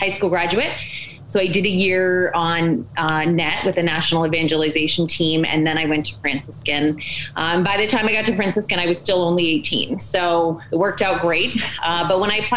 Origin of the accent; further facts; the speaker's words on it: New Hampshire, United States; also born or lived in Maine; So I'm a New England girl. I was born in Maine, and we moved a couple times as a kid. But by the time I was seven, we had landed in New Hampshire